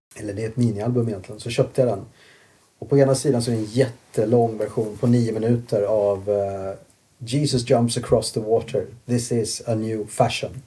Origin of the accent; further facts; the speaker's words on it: Kalmar, Kalmar County, Sweden; moved away as an adult; also born or lived in Sandared, Borås / Asia / London; now in Stockholm, Sweden; Jag växte upp i Kalmar.